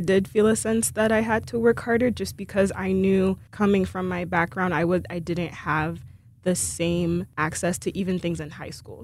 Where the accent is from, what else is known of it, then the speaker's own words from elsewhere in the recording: Haiti; moved away; I'm originally from Haiti